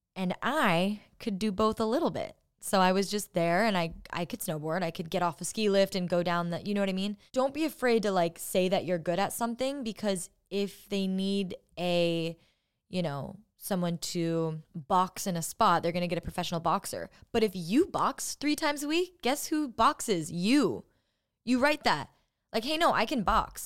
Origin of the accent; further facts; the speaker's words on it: Orange County, California, United States; moved away as an adult; now in Los Angeles, United States; My dad's a surfer 'cause I'm from Orange County